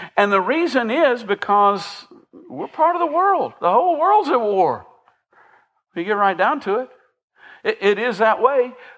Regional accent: Millersville, Tennessee, United States; I grew up in um, the Sumner County equivalent of Hohenwald. I, I grew up grew up in Millersville

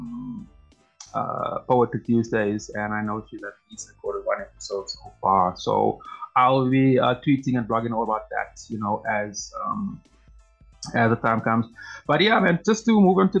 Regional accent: South Africa; I'm a South African

